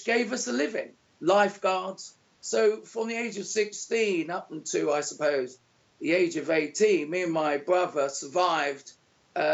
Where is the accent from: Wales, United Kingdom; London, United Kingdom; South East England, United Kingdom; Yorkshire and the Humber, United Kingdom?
London, United Kingdom; moved away as an adult; now in Panama; born in 1964 in London